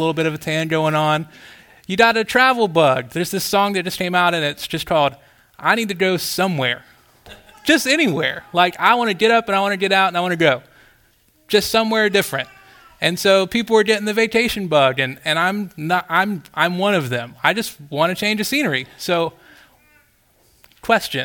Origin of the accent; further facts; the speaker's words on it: Florida, United States; moved away; I grew up in Florida, and I grew up as far as you could geographically get from a beach, like right in the middle of the state